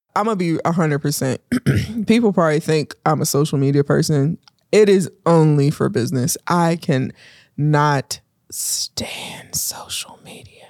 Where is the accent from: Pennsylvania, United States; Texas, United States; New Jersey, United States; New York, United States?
Pennsylvania, United States; Pittsburgh; also born or lived in Homewood, Pennsylvania, United States; growing up in Pittsburgh